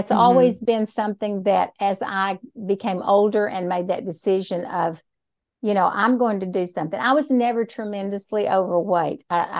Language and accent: English; Hamilton, Texas, United States; also born or lived in Temple; And I was born in Temple, Texas, but I've lived in Hamilton all my life. And what I think is kind of unique is I went to school in Hamilton.